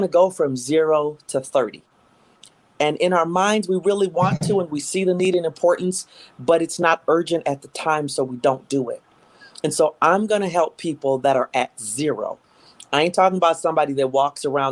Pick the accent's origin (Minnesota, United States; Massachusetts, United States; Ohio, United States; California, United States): Minnesota, United States; also born or lived in Houston, Texas; I am a Minnesotan. I was born in Houston, Texas, but I was raised here from the age of two